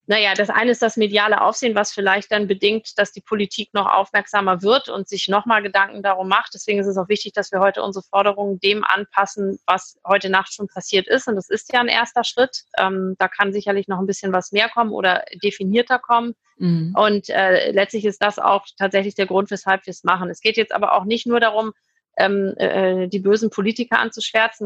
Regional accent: Hamburg, Germany; moved away as an adult; now in Düsseldorf, Germany; Ich komme aus Hamburg ursprünglich

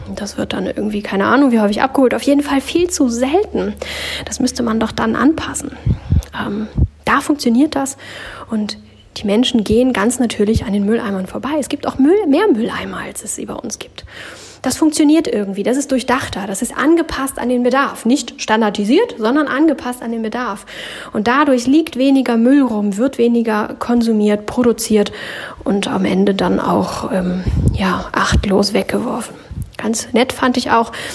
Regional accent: Germany; bei uns in Deutschland

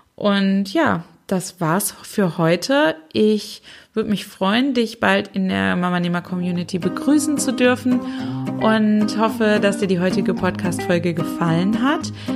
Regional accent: Germany; hier bei uns in Deutschland

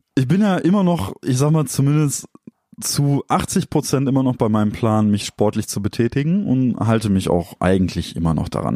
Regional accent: Dortmund, North Rhine-Westphalia, Germany; wir kommen halt aus Dortmund

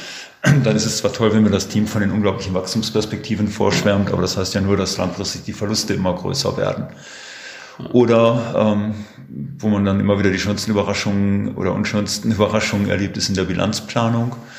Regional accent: Herford, North Rhine-Westphalia, Germany; Bin ein ja, sozusagen Kind der Region, geboren in Herford

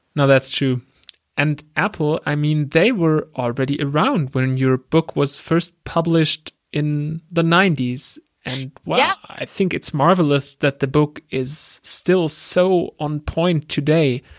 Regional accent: Germany; accent: German; English is a second language; I'm from Germany, as you can tell by my accent.

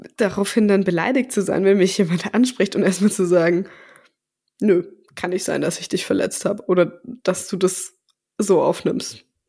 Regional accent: Southern Germany, Germany

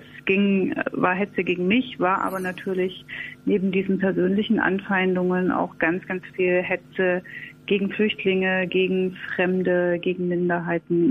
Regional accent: East Germany, Germany; ich bin aus dem Osten

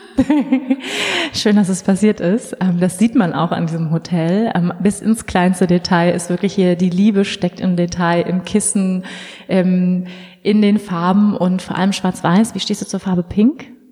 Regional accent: Schleswig-Holstein, Germany; now in near Munich, Germany; Ich bin ja auch in Schleswig-Holstein groß geworden.

